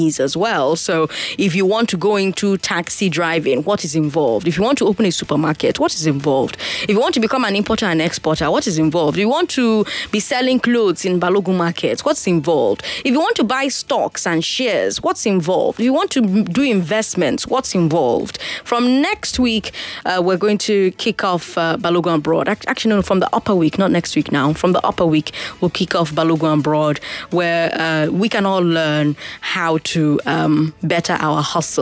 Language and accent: English; Nigeria; As a Nigerian woman who MCs events, weddings, dinners, luncheons